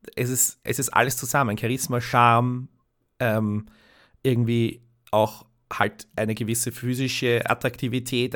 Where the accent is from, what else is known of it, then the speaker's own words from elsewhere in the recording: Austria; als Österreicher